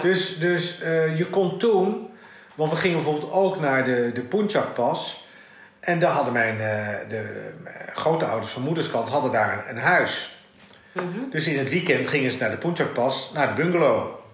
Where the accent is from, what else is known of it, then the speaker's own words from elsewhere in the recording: Netherlands; also born or lived in Dutch East Indies (ancestry); ik ben wel Nederlander, maar ik ben geen Hollander